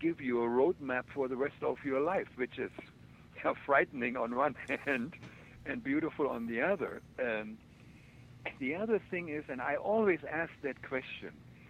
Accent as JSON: {"language": "English", "country": "Germany", "tie": "born or raised there", "moved": "yes", "said": "when I grew up in Germany"}